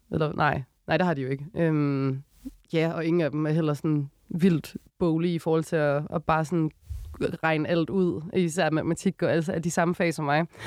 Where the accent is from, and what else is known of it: Odense, Southern Denmark, Denmark; born or raised there; moved away as an adult; now in Copenhagen, Denmark